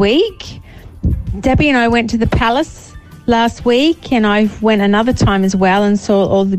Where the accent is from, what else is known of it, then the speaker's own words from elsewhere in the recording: Australia; now in United Kingdom; It's a strange time as an Australian.